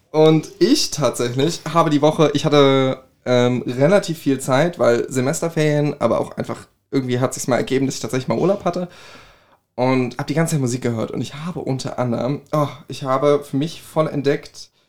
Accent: Griesheim, Hesse, Germany; Ich komme aus Griesheim

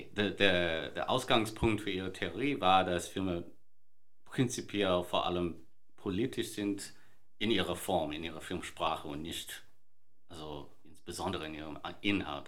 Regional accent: Sydney, New South Wales, Australia; moved away; ich bin in Sydney ähm, geboren und aufgewachsen

